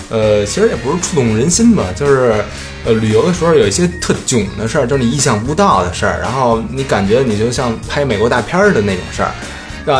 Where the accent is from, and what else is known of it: Beijing, China